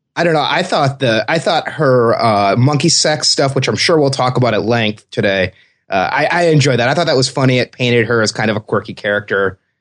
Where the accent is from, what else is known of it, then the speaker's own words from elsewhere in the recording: Michigan, United States; moved away; I'm from Michigan originally